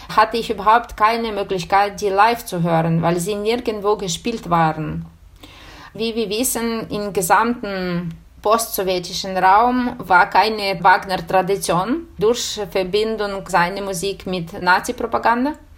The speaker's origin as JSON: {"language": "German", "country": "Ukraine", "tie": "born or raised there", "also_born_or_lived": "Bologna, Italy", "second_language": "German", "moved": "as an adult", "said": "unsere Ukraine, meine Heimat"}